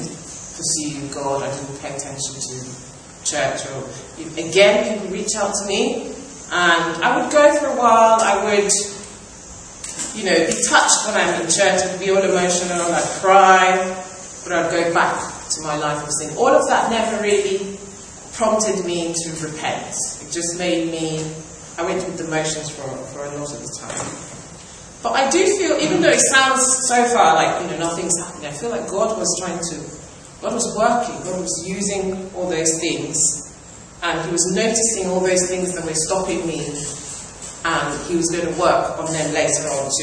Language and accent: English; Nigeria; moved away as an adult; now in England; I grew up in Nigeria